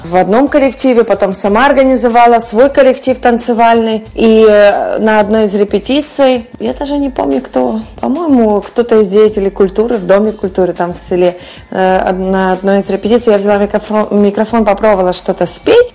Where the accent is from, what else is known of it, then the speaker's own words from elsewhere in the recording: Western Ukraine, Ukraine; moved away as an adult; also born or lived in Kyiv; now in Miami, United States; Я выросла на Западной Украине, где о Боге знает практически каждый